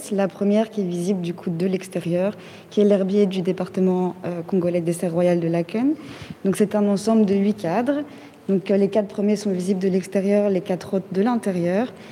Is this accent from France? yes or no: no; Mali; born there; moved away; Donc euh, je suis née au Mali et je n'y suis jamais retournée.